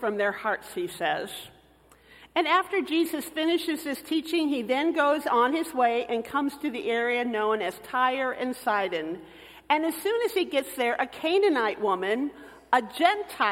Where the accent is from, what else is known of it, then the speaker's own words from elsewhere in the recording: Michigan City, Indiana, United States; moved away as an adult; also born or lived in Texas; I came from the Hoosier State, where basketball was king.